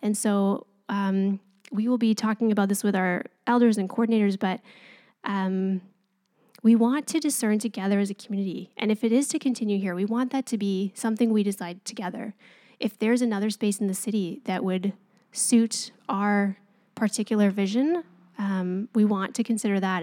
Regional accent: Canada; we're Canadian and we're polite

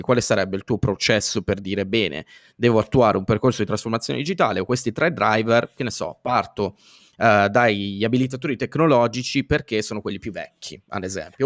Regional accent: Italy; noi italiani

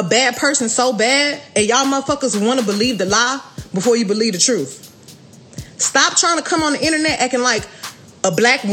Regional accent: Houston, Texas, United States

